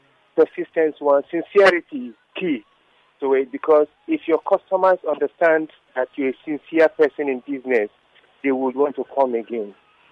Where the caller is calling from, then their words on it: Lagos, Nigeria; I'm calling from Surulere.